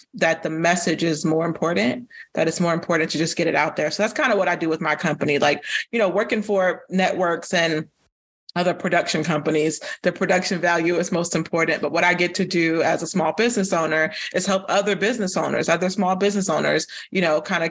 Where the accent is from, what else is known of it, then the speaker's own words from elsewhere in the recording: Florida, United States; moved away as an adult; now in Atlanta, United States; from Florida, but I live in Atlanta